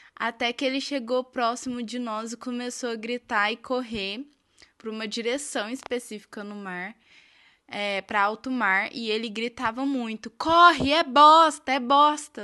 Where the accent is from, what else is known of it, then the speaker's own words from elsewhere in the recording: Minas Gerais, Brazil; eu sou de Minas Gerais